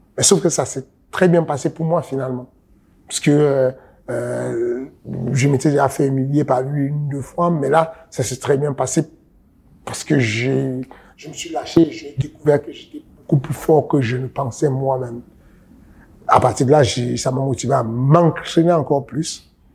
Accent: Cameroon; je suis né au Cameroun

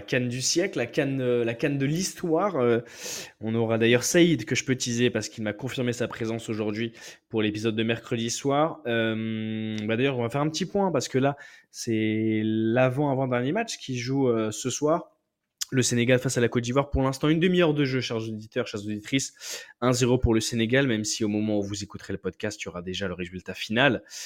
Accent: Seine-Saint-Denis, Île-de-France, France; de là où j'ai grandi dans le 9-3

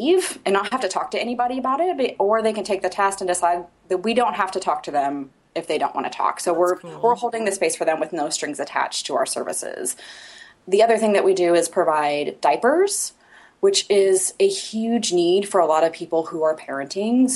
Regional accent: Indiana, United States; also born or lived in Portland, Oregon; this is my home. So I'm from Indiana

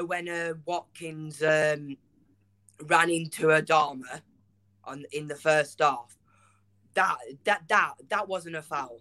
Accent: Wolverhampton, West Midlands, United Kingdom; I'm from Wolverhampton

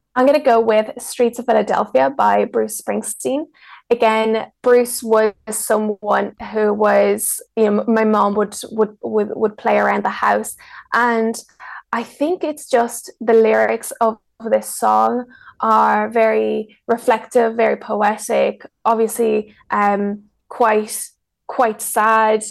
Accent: Ireland; English is a second language; also born or lived in Mexico; So I was born in Mexico. My whole family is from Mexico, and I was raised in Ireland. So when I was seven, my mom and I moved to Ireland

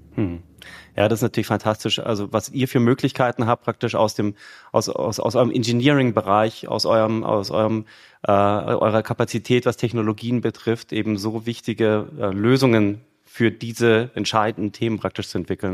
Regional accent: Munich, Bavaria, Germany; ich bin ja Münchner, ja, also in München geboren, wohne immer noch in München

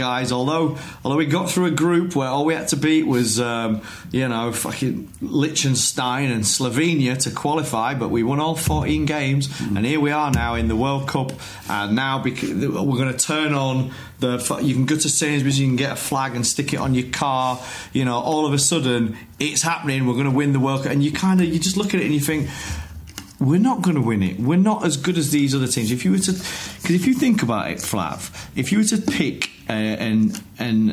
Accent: Yorkshire and the Humber, United Kingdom; I'm from Yorkshire

